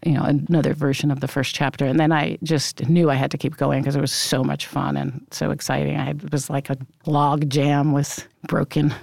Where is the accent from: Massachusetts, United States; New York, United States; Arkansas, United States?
New York, United States; New York City; also born or lived in Brooklyn; Yes, I absolutely grew up in Rockaway, although I was born in Brooklyn, but we moved when I was very small